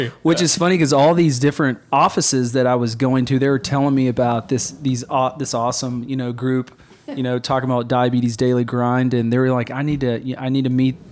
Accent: Papua, Indonesia; moved away; also born or lived in Carlsbad, New Mexico, United States / Baton Rouge, Louisiana, United States; I was born in America, moved from Carlsbad, New Mexico to Baton Rouge, Louisiana. And then at the age of 5, moved to Irian and Jaya, Papua, which lived 9,000 feet in the jungles of Indonesia.

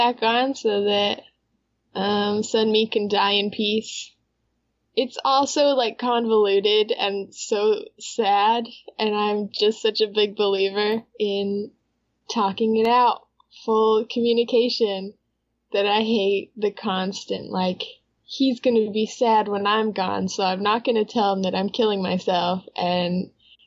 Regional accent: United States; we're American

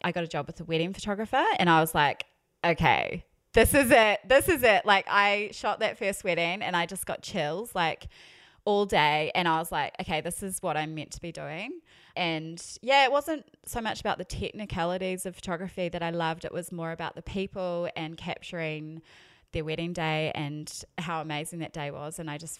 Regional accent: New Zealand; accent: New Zealand; also born or lived in Melbourne / United States; now in Brisbane, Australia; You can probably tell by my accent, I am a Kiwi. but I haven't lived in New Zealand for like 8 years.

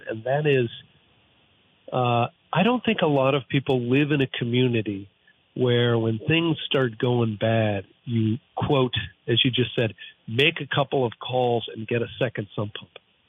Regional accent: East Montpelier, Vermont, United States; Am I allowed? I'm from East Montpelier. Okay, it's local drinking.

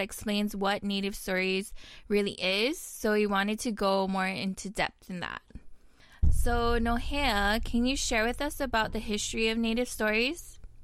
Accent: Honolulu, Hawaii, United States; now in Kamiki, United States; I come from Papokolea, Oahu, and I'm now residing in Kamiki

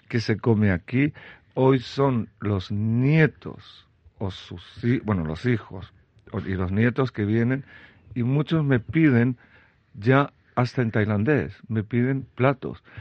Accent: Belgium; also born or lived in Chile; Soy de Bélgica, nací en Chile. Soy de Bélgica

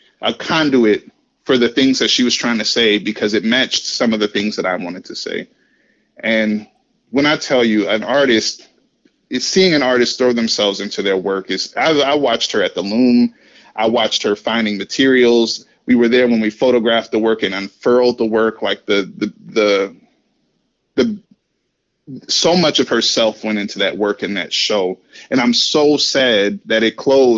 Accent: Waterloo, Iowa, United States; moved away; also born or lived in Atlanta / St. Louis; I'm from Waterloo, Iowa.

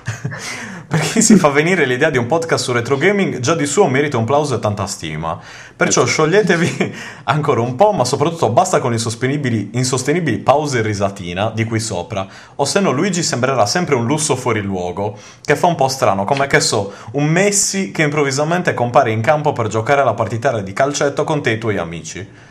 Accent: Sardinia, Italy; io non essendo giapponese ma abbastanza sardo

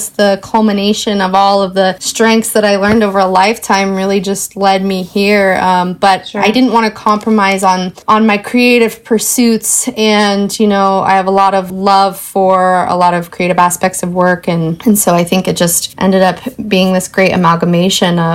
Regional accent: Portland, Oregon, United States; I was born and raised in Portland.

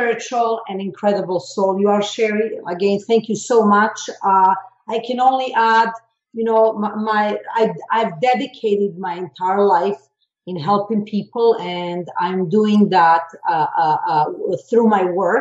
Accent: Belgrade, Serbia; being born in former Yugoslavia. I'm from Serbia, originally from Belgrade.

